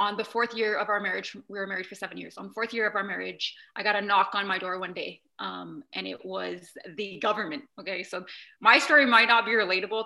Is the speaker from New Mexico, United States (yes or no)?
yes; New Mexico, United States; where I come from, I'm from New Mexico, and we're a certain culture